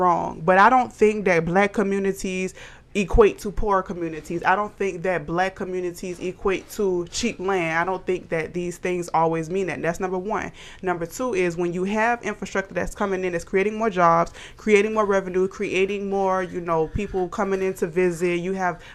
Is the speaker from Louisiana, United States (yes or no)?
no; Savannah, Georgia, United States; moved away; my hometown